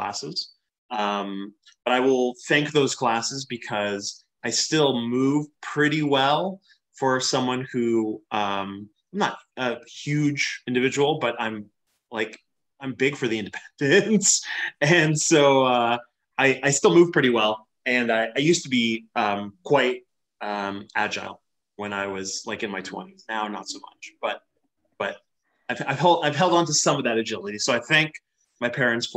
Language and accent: English; Western Canada, Canada; growing up in Western Canada